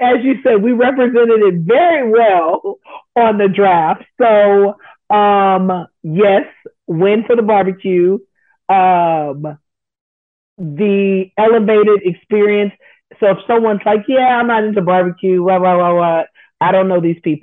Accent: Katy, Texas, United States; now in Cypress, United States; I grew up in Katie. You know, my mom's in Katie. But my hood, my home is in Cyprus

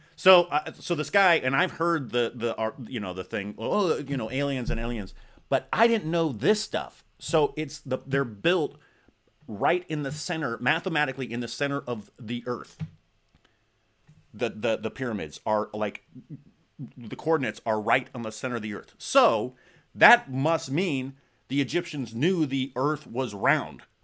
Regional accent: Arizona, United States; growing up in Zona

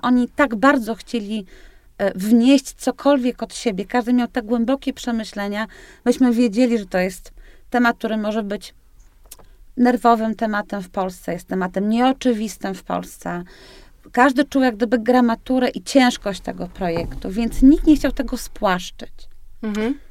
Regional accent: Tricity, Pomeranian Voivodeship, Poland; jestem z Trójmiasta

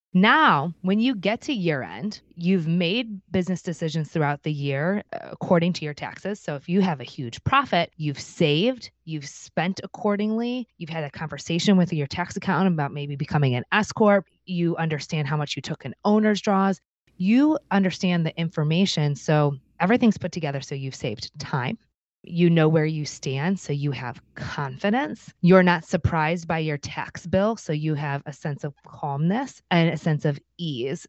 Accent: Cleveland, Ohio, United States; I'm from Cleveland, Ohio

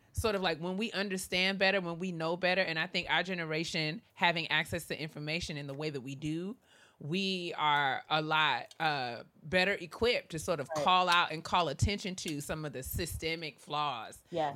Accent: New York, United States; I was born and raised in New York in what was a very southern home

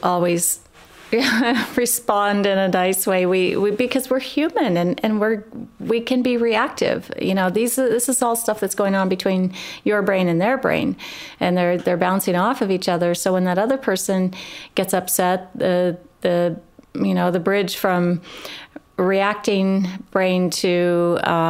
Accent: Midwest, United States; I grew up in the Midwest as well, and small town of, 1,100 people

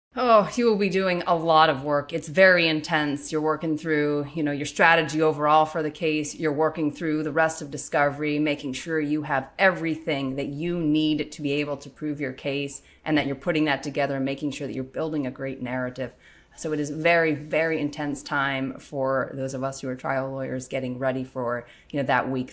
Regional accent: Western Pennsylvania, United States; growing up in Western Pennsylvania, hunting is a popular sport

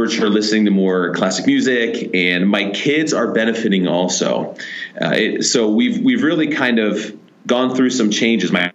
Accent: Columbus, Ohio, United States; moved away as an adult; we're from Columbus, Ohio

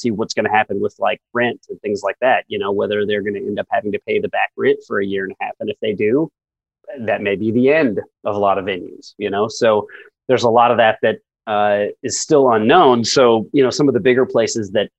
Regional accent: Indiana, United States; When I was 17, I grew up in Indiana

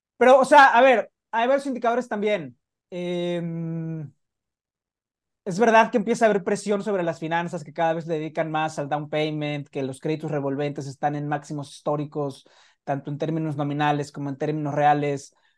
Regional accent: Mexico; como buen mexicano

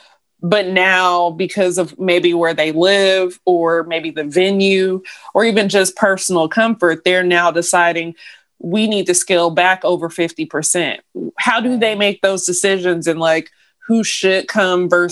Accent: Georgia, United States; we're from Georgia

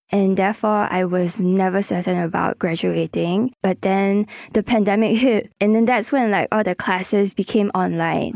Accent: Singapore; growing up as a Singaporean

